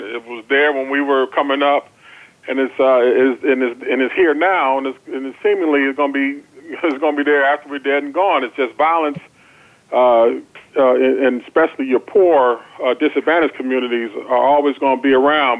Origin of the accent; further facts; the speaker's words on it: Chicago, Illinois, United States; I grew up in Chicago